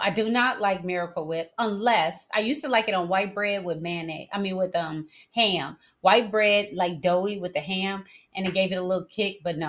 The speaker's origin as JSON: {"language": "English", "town": "Carson", "region": "California", "country": "United States", "tie": "born or raised there", "accent": "a cross between a Southern, a California, Northern", "said": "I grew up in Carson, California. And that's how I sound and will always sound till I die."}